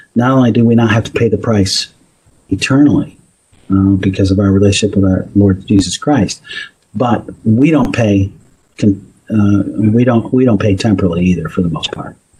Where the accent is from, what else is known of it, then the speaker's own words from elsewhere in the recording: Northeast, United States; I grew up in the Northeast